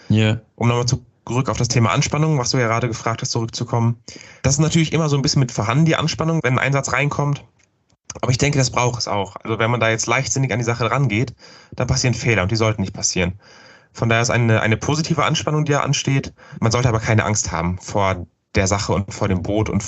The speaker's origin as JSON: {"language": "German", "region": "North Rhine-Westphalia", "country": "Germany", "said": "ich bin ja aus dem Rhein-Sieg-Kreis."}